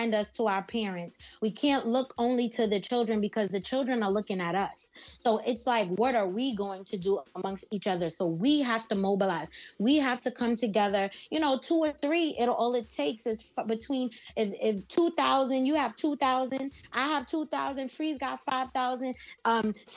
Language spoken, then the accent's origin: English; New York City, New York, United States; I was born and raised here in New York